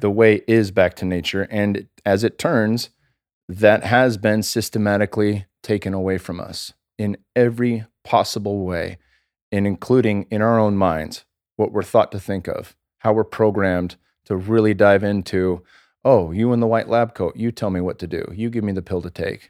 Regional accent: California, United States; I'm from California.

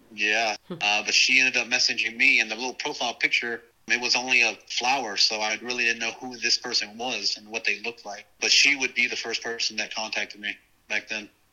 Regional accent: Dallas, Texas, United States; also born or lived in Corpus Christi, Texas / New Orleans, Louisiana; he got transferred to Dallas

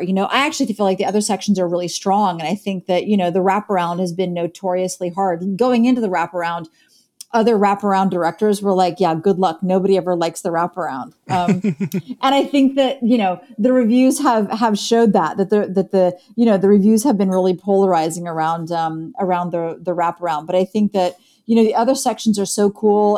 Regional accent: Columbus, Ohio, United States; now in Chicago, United States; I grew up in Columbus, Ohio

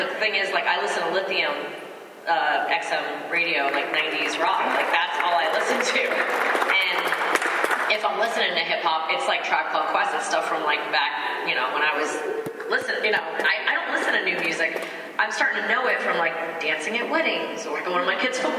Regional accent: New York, United States; growing up in New York

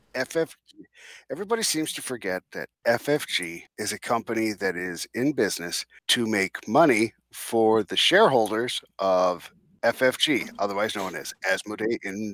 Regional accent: New Jersey, United States; Are you from Jersey? I'm from Jersey.

